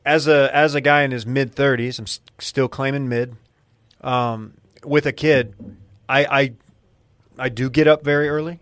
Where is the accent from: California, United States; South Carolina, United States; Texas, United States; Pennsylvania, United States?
Texas, United States; North; moved away as an adult; now in Austin, United States; I'm from North Texas